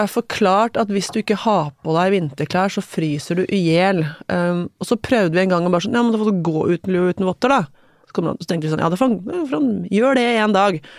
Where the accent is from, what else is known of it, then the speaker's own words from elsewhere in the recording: Hamar, Innlandet, Norway; Tenker på min egen oppvekst som veldig sånn um, Sånn forstadsromantisk, liksom. Um, byggefelt rett utenfor Hamar by, der det var trygt og godt og vi føyk rundt på syklene våre i nabolaget